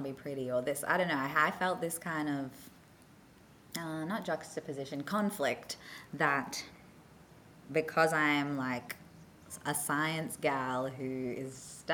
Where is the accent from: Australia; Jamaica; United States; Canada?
Australia; also born or lived in South Africa; because I grew up in Oz